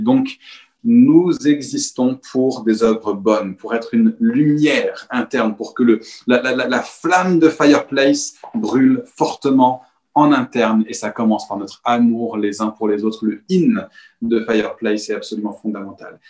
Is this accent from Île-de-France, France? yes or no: yes; Paris, Île-de-France, France; en tant que Parisien